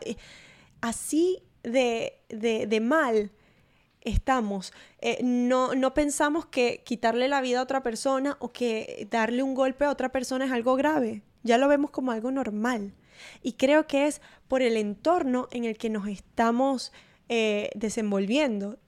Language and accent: Spanish; Maracaibo, Zulia, Venezuela; en mi pueblo de Venezuela, allá en Maracaibo